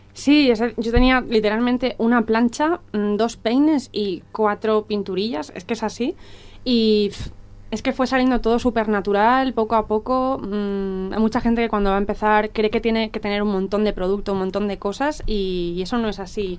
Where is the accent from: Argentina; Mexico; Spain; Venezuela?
Spain; Dénia, Valencian Community; moved away as an adult; yo soy de Denia y, cuando, cuando me marcho a Valencia para estudiar una carrera